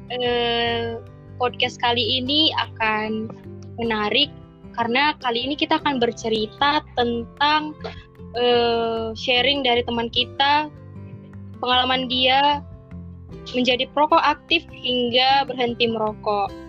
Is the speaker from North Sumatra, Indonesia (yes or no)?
yes; Pematang Siantar, North Sumatra, Indonesia; Aku asal dari Pematang Siantar juga nih Bang Jo. Eh, asal dari Sumatera Utara.